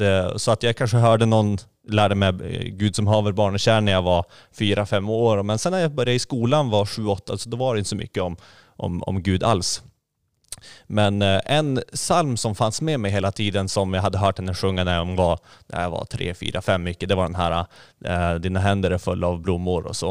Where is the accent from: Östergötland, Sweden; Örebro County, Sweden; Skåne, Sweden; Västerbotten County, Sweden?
Västerbotten County, Sweden; Skellefteå; moved away as an adult; also born or lived in Egypt / Gothenburg; now in Hönö, Sweden; Jag kom från Skellefteå ursprungligen